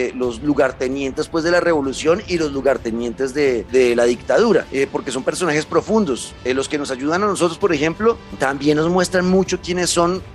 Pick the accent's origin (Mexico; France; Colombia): Colombia; yo como colombiano